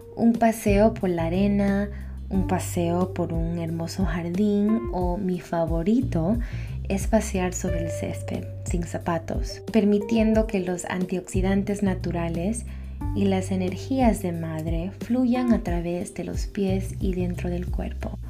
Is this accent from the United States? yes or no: yes; New York, United States; also born or lived in Ecuador; soy orgullosamente ecuatoriana. Y también nací aquí en Nueva York en el condado de la salsa